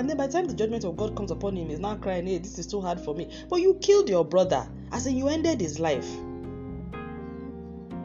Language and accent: English; Nigeria; I'm a Nigerian